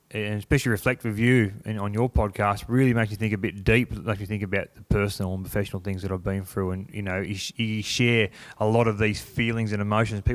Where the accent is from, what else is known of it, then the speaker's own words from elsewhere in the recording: Cobar, New South Wales, Australia; now in Sydney, Australia; I'm a kid from Bourke Street, Cobar